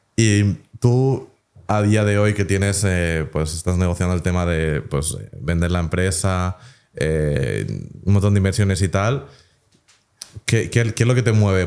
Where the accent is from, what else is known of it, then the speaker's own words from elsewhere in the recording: Spain; moved away; yo aunque no viva en España, pues digo, oye, pues soy español